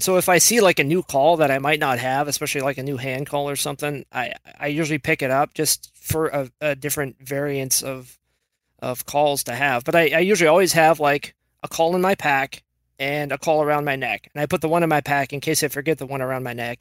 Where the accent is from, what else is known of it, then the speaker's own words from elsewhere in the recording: Washington, United States; I was born and raised in Washington